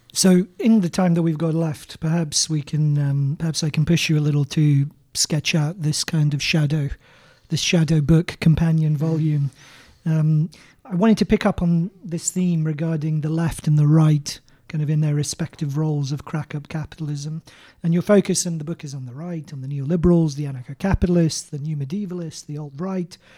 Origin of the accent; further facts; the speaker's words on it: Canterbury, South East England, United Kingdom; my hometown of Canterbury